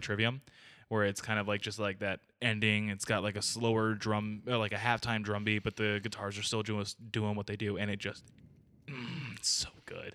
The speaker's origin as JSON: {"language": "English", "country": "United States", "said": "we're ignorant American people"}